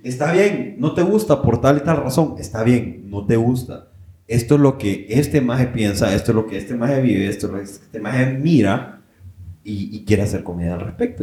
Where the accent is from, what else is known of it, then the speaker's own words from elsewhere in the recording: Honduras; moved away; nosotros como hondureños